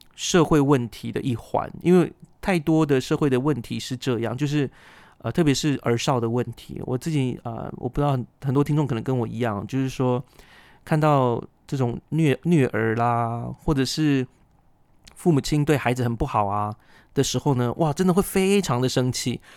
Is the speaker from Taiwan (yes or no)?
yes; Taiwan; 我是布农族的